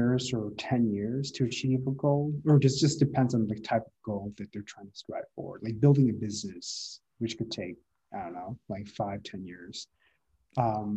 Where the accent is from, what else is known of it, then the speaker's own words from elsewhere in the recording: Midwest, United States; moved away as an adult; also born or lived in San Francisco; now in San Diego, United States; I'm from the Midwest